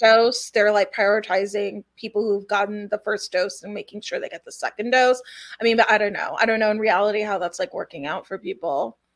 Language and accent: English; Los Angeles, California, United States; I was born and raised in Los Angeles